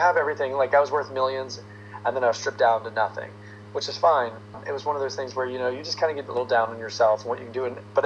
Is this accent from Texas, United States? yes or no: yes; Texas, United States; moved away as an adult; also born or lived in Florida; now in Los Angeles, United States; I was born in Florida, but grew up in Texas